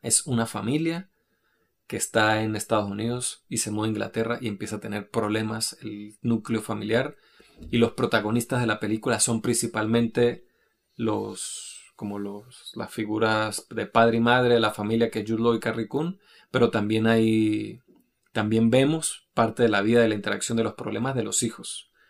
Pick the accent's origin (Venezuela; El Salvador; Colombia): Venezuela; Venezuelan Andes; also born or lived in Norway; now in Madrid, Spain; nosotros que no solo que somos venezolanos, sino que somos de, la, de los Andes venezolanos